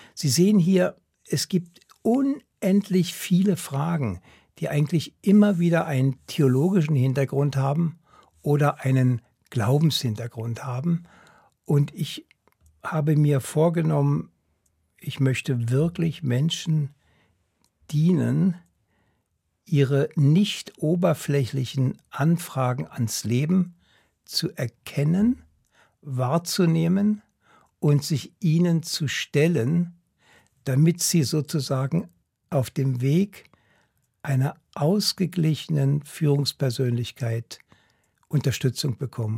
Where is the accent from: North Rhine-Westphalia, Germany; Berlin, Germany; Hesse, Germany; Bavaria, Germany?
Berlin, Germany; now in Switzerland; Ich bin in Berlin aufgewachsen